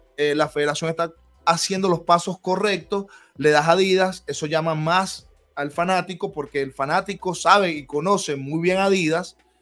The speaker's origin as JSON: {"language": "Spanish", "country": "Venezuela", "also_born_or_lived": "Miami"}